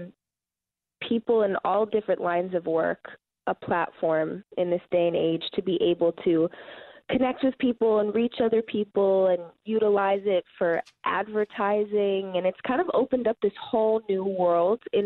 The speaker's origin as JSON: {"language": "English", "area": "Rockland County", "region": "New York", "country": "United States", "tie": "born or raised there", "also_born_or_lived": "Arizona", "said": "I was born in Arizona, and I actually grew up in Rockland County"}